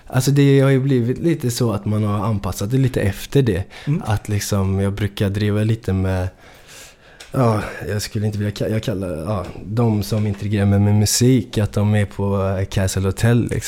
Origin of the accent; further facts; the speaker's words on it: Gothenburg, Västra Götaland, Sweden; jag då som är så från Göteborg, jag vet inte, jag låter som att jag är från Stockholm när jag rappar på det där sättet liksom.